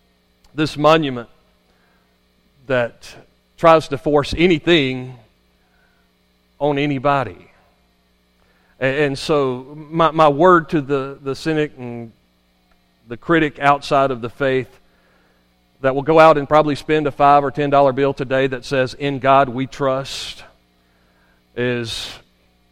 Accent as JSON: {"language": "English", "country": "United States", "tie": "born or raised there", "said": "I grew up here in Madison County"}